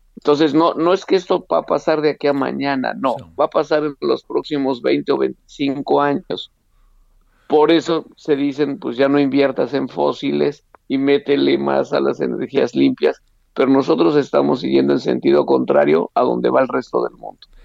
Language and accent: Spanish; Mexico; como eh, mexicano fui invitado a estar en la reunión